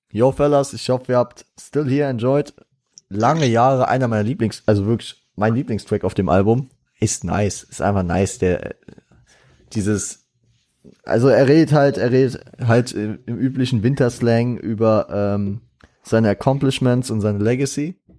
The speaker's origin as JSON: {"language": "German", "town": "Frankfurt", "region": "Hesse", "country": "Germany", "said": "ich bin auch stolzer Frankfurter"}